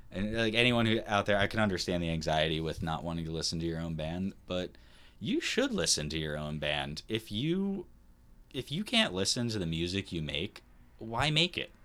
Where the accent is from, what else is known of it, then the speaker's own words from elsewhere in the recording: New York, United States; we're from New York.